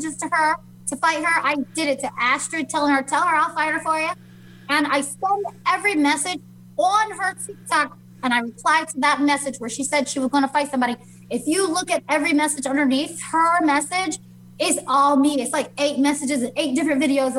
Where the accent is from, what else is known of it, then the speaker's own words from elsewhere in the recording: Las Vegas, Nevada, United States; I'm from Vegas